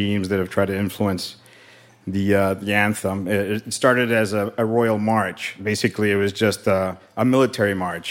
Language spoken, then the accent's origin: English; Barcelona, Catalonia, Spain; when I was born in Spain and in Barcelona